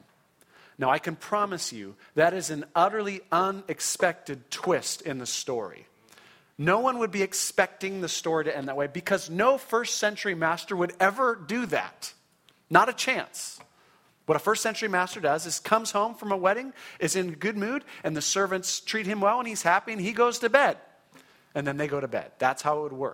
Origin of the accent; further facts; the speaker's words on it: Orange County, California, United States; I grew up in Orange County in a wonderful Christian home